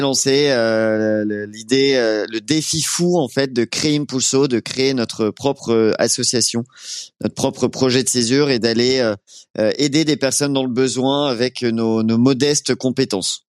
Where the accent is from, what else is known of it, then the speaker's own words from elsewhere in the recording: Rouen, Normandy, France; moved away; je venais de Rouen